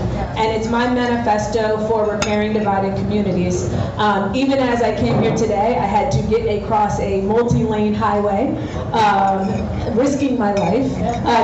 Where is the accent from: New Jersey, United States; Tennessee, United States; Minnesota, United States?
New Jersey, United States; moved away as an adult; now in Houston, United States; I am from New Jersey originally